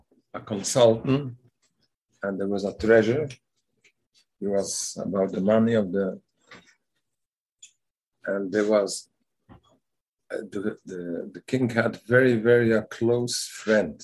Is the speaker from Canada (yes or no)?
yes; Montreal, Quebec, Canada; In Canada, I'm from Montreal.